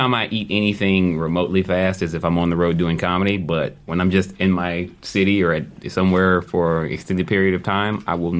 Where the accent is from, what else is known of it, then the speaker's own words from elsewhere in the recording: Texas, United States; I'm from Texas.